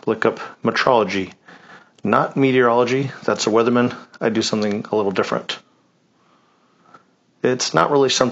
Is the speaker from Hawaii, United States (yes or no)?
no; Independence, Oregon, United States; now in Freeport, United States; I grew up in Independence, Oregon, a nice small town.